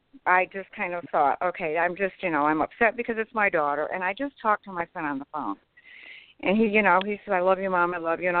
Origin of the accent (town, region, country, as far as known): Tennessee, United States